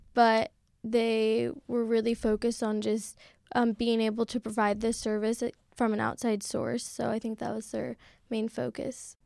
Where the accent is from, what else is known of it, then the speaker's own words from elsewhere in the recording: Seattle, Washington, United States; moved away as an adult; now in San Francisco, United States; I'm from Seattle, Washington